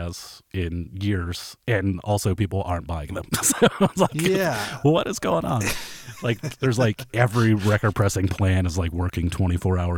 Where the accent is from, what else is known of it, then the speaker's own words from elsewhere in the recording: Kent, Ohio, United States; I grew up in Kent, Ohio, which is like a little college town